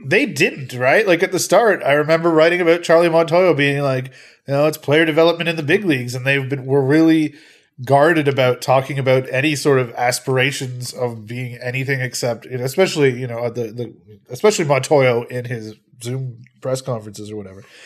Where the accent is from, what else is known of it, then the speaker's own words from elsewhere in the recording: Peterborough, Ontario, Canada; I am from Peterborough.